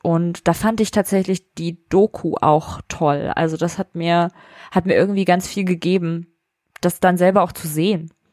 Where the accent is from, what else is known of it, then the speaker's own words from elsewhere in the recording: Vellmar, Hesse, Germany; wo ich herkomme, aus der Nähe von Kassel